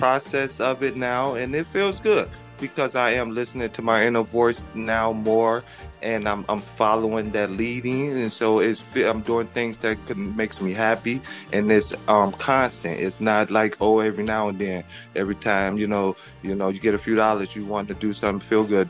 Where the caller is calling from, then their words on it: Chicago, Illinois, United States; I'm in Chicago.